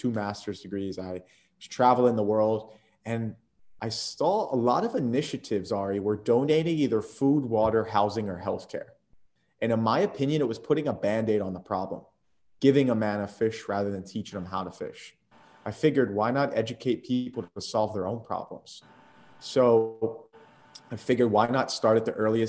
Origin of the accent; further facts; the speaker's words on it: Atlantic City, New Jersey, United States; moved away as an adult; also born or lived in Philadelphia / Tampa, Florida; I was lucky enough to be born in Philadelphia and raised in Atlantic City area